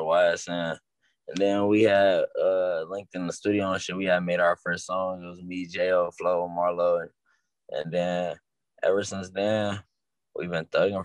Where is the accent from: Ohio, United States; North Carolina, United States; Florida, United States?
Ohio, United States; Cleveland; I'm from Cleveland. I'm a young nigga from Cleveland